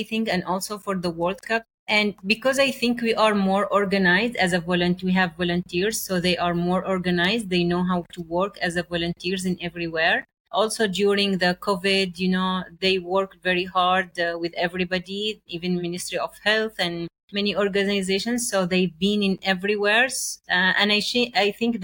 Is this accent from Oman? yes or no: yes; Oman; English is a second language; I was like in my hometown at the village